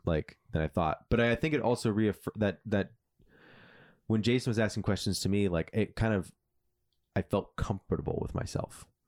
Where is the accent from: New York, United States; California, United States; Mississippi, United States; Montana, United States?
California, United States; I'm a Californian at heart